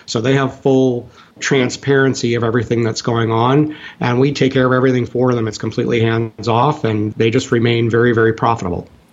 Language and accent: English; Minnesota, United States; also born or lived in Texas; now in Indiana, United States; my youth in Minnesota